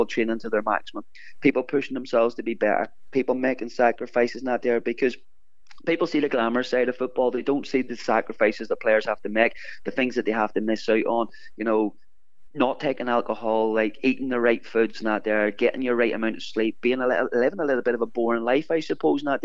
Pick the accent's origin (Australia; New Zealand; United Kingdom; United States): United Kingdom; Larne, Northern Ireland; here in my hometown